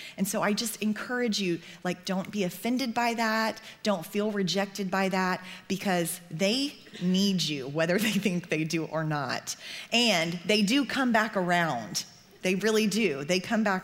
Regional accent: Oklahoma, United States; I grew up in Oklahoma

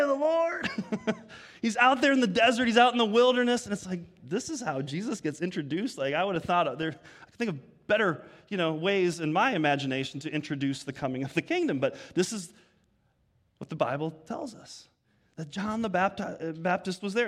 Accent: Germany; also born or lived in Arizona, United States; now in United States; I was born in Germany, so I have a European passport and a U S one

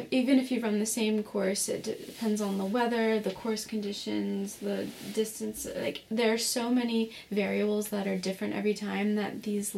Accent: Morgantown, West Virginia, United States; I grew up in Morgantown, West Virginia

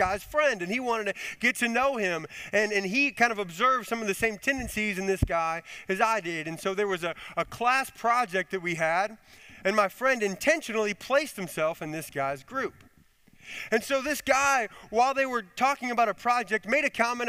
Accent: Chicago, Illinois, United States; moved away as an adult; also born or lived in Connecticut; I grew up in Illinois, in the Chicago area

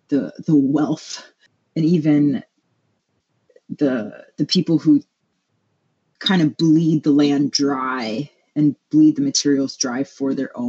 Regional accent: Hawaii, United States; now in Milwaukee, United States; So I was born and raised in Hawaii. And ever since coming to the mainland

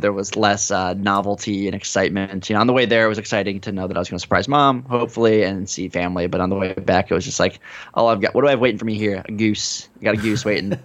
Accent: United States; as an American

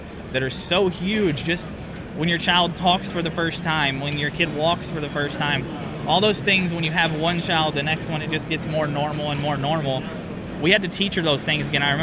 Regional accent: Farmington, Missouri, United States; We're from Farmington

